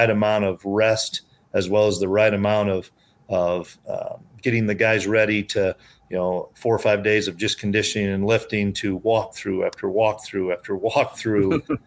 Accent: Iowa, United States; moved away as an adult; now in Manhattan, Kansas, United States; I'm an Iowa guy. I grew up in Iowa.

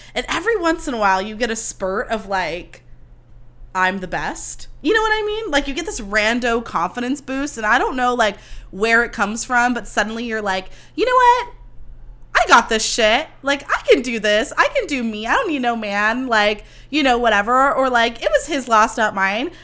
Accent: Livermore, California, United States; also born or lived in Sonoma County; I grew up in Livermore where it's like hundred degrees every five seconds

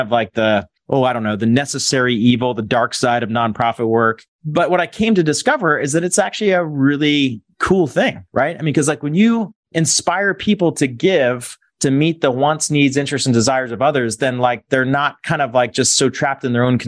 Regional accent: Pittsburgh, Pennsylvania, United States; I grew up in Pittsburgh, Pennsylvania, born and raised, went to college there

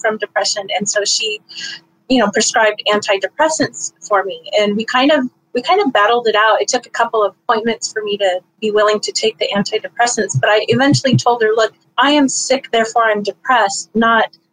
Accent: Northern California, United States; I'm from Northern California.

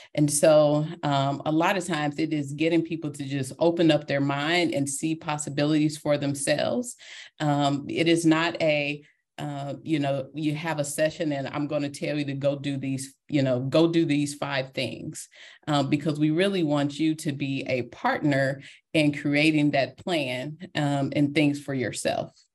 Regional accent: Detroit, Michigan, United States; I am a girl from Detroit, Michigan, and that will always be part of me

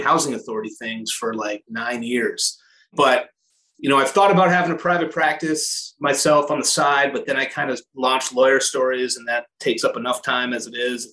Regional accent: Portland, Maine, United States; also born or lived in Connecticut; now in Massachusetts, United States; that's my home state. I'm from Portland, Maine.

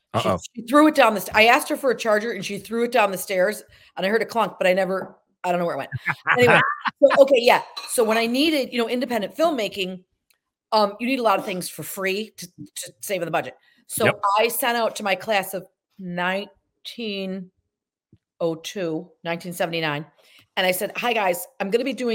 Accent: Syracuse, New York, United States; moved away; also born or lived in Atlantic Highlands, New Jersey; I say I'm from Syracuse to sound fancy, but really I'm from Casanova

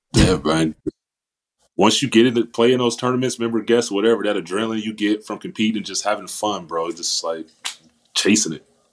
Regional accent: Indianapolis, Indiana, United States; where I'm from Indiana, Indianapolis, Indiana.

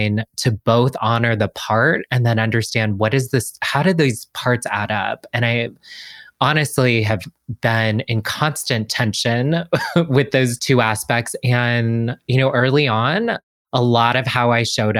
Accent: Washington, District of Columbia, United States; I'm from DC. I grew up in DC.

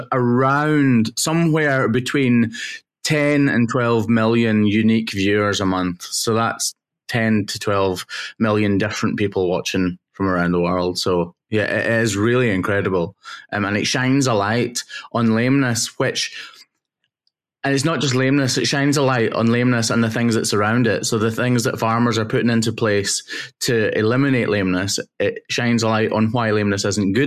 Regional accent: Wigtownshire, Southwest Scotland, United Kingdom; I am a farmer's son working in Southwest Scotland, so Wigtonshire, Southwest Scotland.

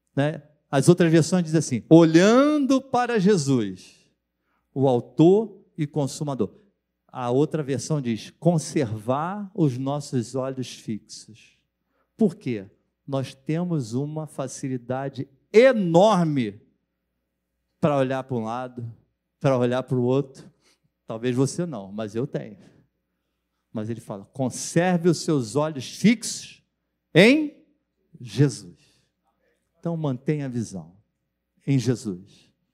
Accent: Brazil; Eu sou brasileiro e sou cidadão dos céus

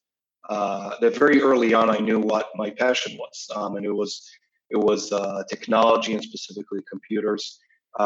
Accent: Israel; moved away as an adult; now in New York, United States; I'm originally from Israel. I've been living in New York for a few years now

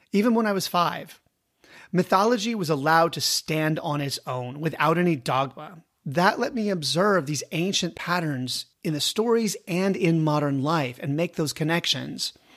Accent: United States; I am an American.

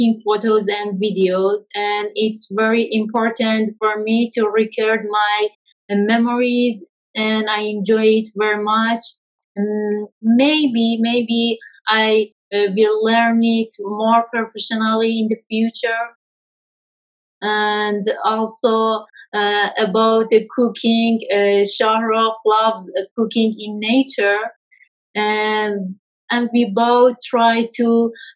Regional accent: Kermanshah, Kermanshah Province, Iran; I'm from Kermanshah city.

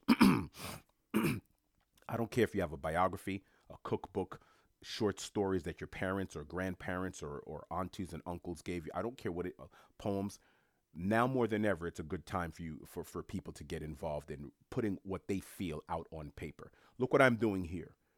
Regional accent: New York, United States; a New Yorker who's born and raised in New York

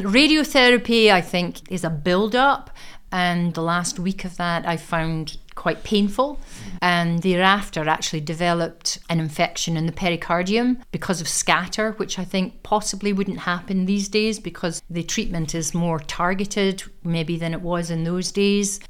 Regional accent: Aberdeen, Scotland, United Kingdom; I was born in Aberdeen, I am an Aberdonian, educated here from the age of five right up to the age of eighteen

